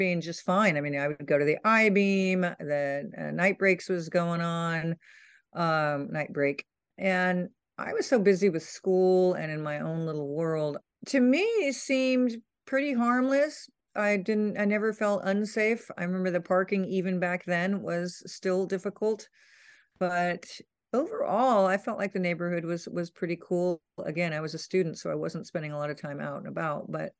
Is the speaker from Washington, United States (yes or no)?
no; Orinda, California, United States; also born or lived in San Francisco, California / New York; from Orinda. Just turned 20 for the third time. I was born in 62. I grew up in the East Bay in a very rural town called Orinda. But in 1982, I moved to the corner of Haight and Ashbury.